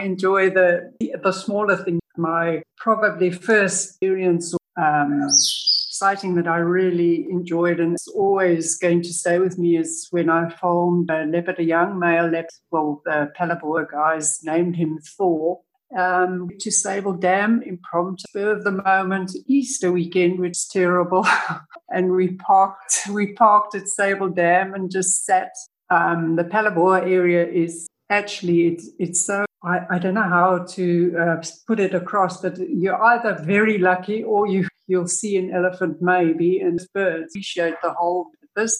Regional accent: Arusha, Tanzania; also born or lived in Kruger National Park, South Africa; now in Limpopo, South Africa; I was very privileged to grow up very close to Ngorongoro Crater, Manyara. I was born in Tanzania

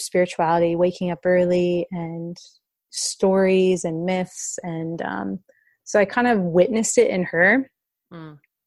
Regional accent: suburb outside of Atlanta, Georgia, United States; I grew up in a suburb outside of Atlanta, Georgia

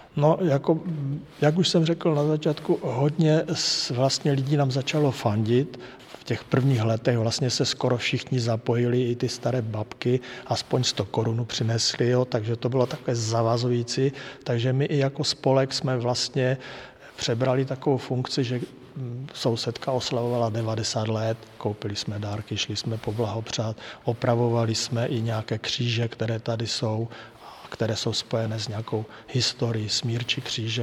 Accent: Hlučín Region, Moravian-Silesian Region, Czechia; moved away as an adult; now in Dolní Údolí, Czechia; My jsme z Hlučínska

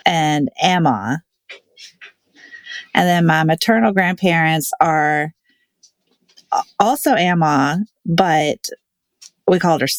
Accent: Blackstone, Virginia, United States; also born or lived in Chesterfield, Virginia / Newport News, Virginia / Henrico, Virginia / Midlothian, Virginia; now in Richmond, United States; I lived in Chesterfield until I was 9. Then I moved to Blackstone and lived there

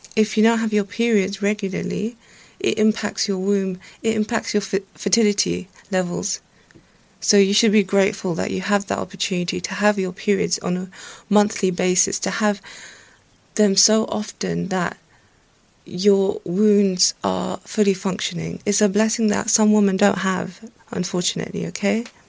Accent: Pakistan; I'm Pakistani

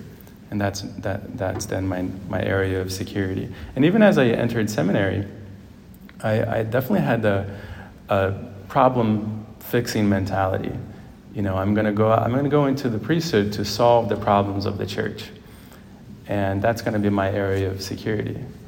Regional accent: Brazil; also born or lived in Ohio, United States; Growing up in Brazil and then in Ohio, I found a lot of security in friends.

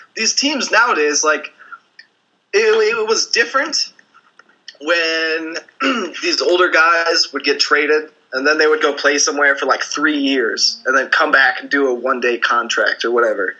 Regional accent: St. Louis, Missouri, United States; I'm from St. Louis, so I grew up in, in St. Louis

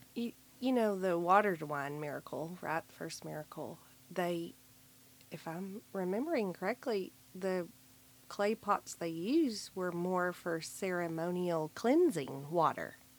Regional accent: the Bible Belt, United States; growing up in the Bible Belt

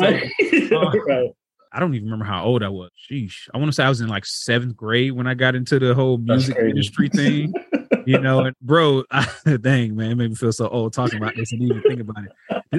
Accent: Florida, United States; I mean, I feel like, you know, during the time I was growing up, man, even though it probably didn't feel like it was dope

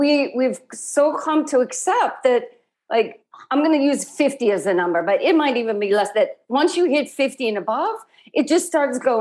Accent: Midwest, United States; moved away; also born or lived in Bay Area, California; I grew up in the Midwest

